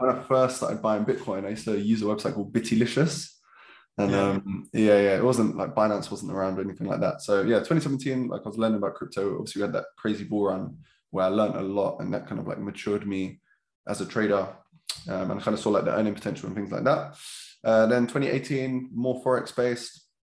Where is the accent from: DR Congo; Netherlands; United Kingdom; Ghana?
United Kingdom; London; also born or lived in Lewisham; I grew up in Catford, pretty normal childhood